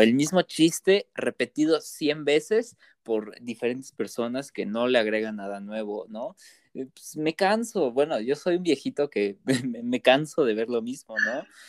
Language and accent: Spanish; Toluca, State of Mexico, Mexico; soy del Estado de México